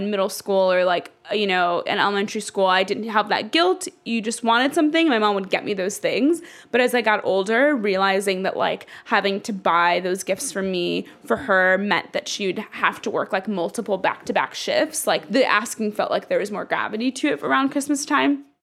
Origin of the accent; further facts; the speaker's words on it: Dallas, Texas, United States; also born or lived in Ethiopia; Um, that's actually where I grew up. I'm from Ethiopia, but I spent my um, elementary and high school years in Dallas.